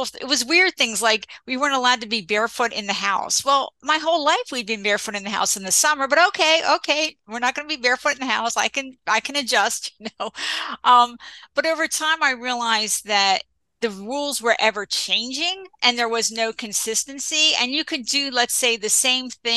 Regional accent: New Jersey, United States; also born or lived in Philadelphia; I grew up in Central Jersey

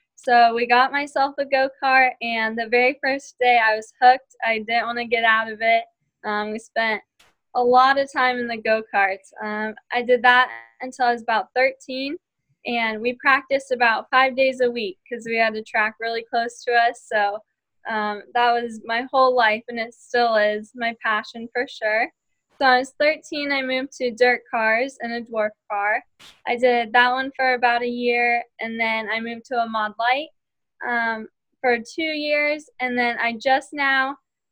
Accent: Glendale, Arizona, United States; I grew up in Glendale, Arizona

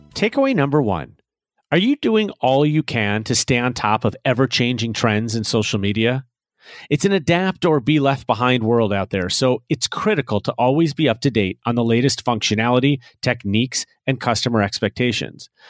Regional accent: Chicago, Illinois, United States; here in my hometown of Chicago

